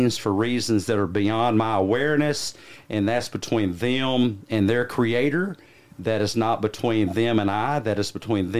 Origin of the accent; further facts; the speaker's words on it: the South, United States; I am from the South, so I'm one of you